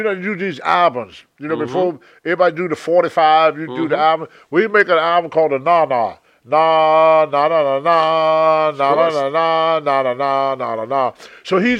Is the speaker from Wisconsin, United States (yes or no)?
no; Roanoke, Virginia, United States; moved away; also born or lived in Charlotte, North Carolina; my hometown, Roanoke